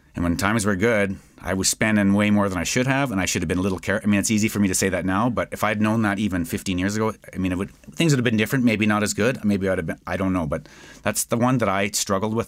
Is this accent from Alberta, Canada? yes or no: yes; Edmonton, Alberta, Canada; I'm from West Edmonton